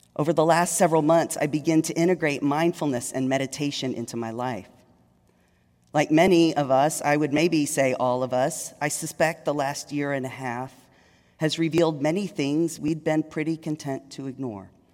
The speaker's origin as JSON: {"language": "English", "town": "Longview", "region": "Texas", "country": "United States", "tie": "born or raised there", "also_born_or_lived": "Dallas, Texas", "moved": "as an adult", "lives_now": "Richmond, United States", "said": "I was raised in East Texas"}